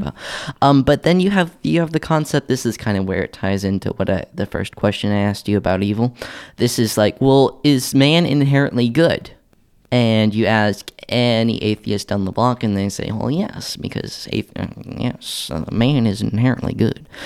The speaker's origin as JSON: {"language": "English", "town": "Tulsa", "region": "Oklahoma", "country": "United States", "tie": "born or raised there", "moved": "yes", "said": "my hometown of Tulsa, Oklahoma"}